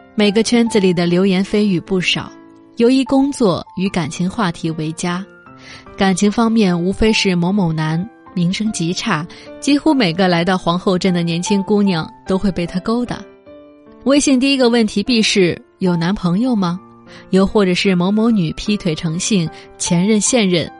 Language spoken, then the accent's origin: Chinese; China; 身为一个中国人很自豪